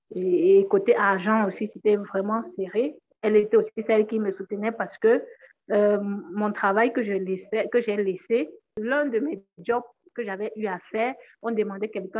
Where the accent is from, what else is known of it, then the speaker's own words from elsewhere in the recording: Cameroon; je viens d'une région de, du Cameroun où il y a quand même du respect